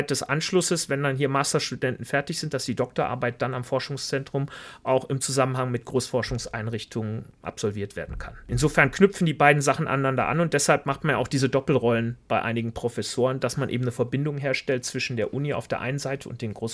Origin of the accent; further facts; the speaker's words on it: Velbert, North Rhine-Westphalia, Germany; Und ich bin ja auch aus dem Bergischen Land da, Felbert. Das heißt, sogar die Landschaft ist ja ähnlich.